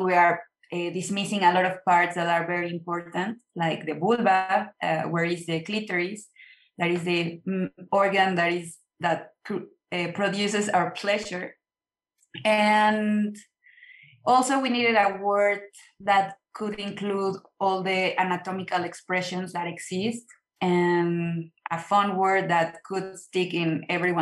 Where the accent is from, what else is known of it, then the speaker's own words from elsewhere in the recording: Mexico; in a very small city, like 2 hours away from Mexico City, all my childhood